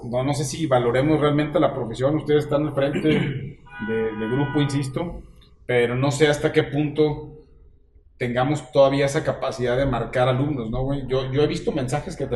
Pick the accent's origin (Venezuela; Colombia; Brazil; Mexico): Mexico; Ese es el pedo que nosotros como mexicanos nunca decimos que somos los más chingones.